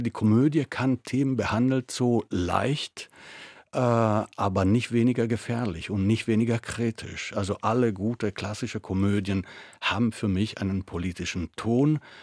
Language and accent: German; Italy; German is a second language; moved away as an adult; now in Germany; ich äh, bin Italiener äh, aus Geburt